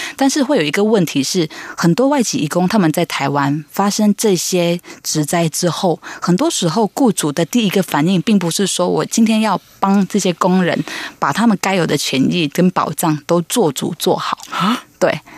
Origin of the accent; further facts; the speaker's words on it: Malaysia; moved away as an adult; also born or lived in Tamsui, Taiwan; now in Taiwan; 因为我是来自马来西亚